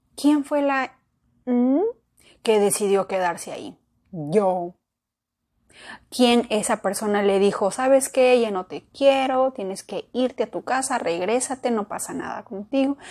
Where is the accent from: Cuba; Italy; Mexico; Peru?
Peru; yo nací en Perú